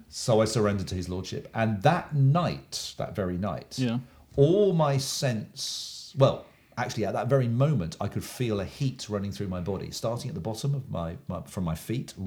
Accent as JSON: {"language": "English", "town": "Oxford", "region": "South East England", "country": "United Kingdom", "tie": "born or raised there", "moved": "yes", "said": "I'm an Englishman from England, um, and I grew up in a uh, university town in England, well known university town called Oxford."}